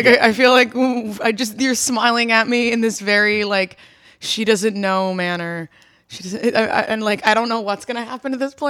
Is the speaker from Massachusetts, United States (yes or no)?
yes; Boston, Massachusetts, United States; I'm from Boston, Massachusetts.